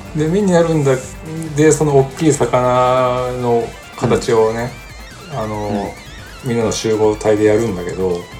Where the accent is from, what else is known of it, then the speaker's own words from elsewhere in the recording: Mie, Japan; 三重県の俺らが住んでる津とか鈴鹿